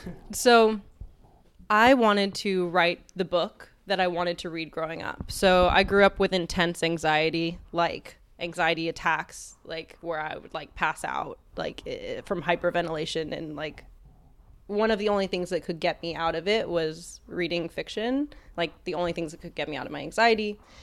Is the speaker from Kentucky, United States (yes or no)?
no; Texas, United States; I grew up in Texas